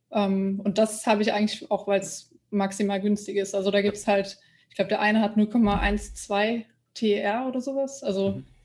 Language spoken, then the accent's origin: German; Germany; Ich bin aus Deutschland.